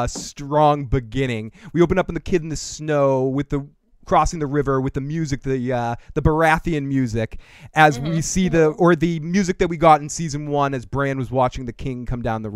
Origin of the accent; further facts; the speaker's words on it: Boston, Massachusetts, United States; we're from Boston